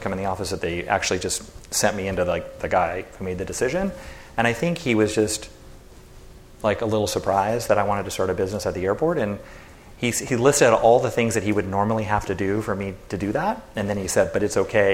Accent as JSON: {"language": "English", "town": "Santa Barbara", "region": "California", "country": "United States", "tie": "born or raised there", "said": "we grew up in Santa Barbara together"}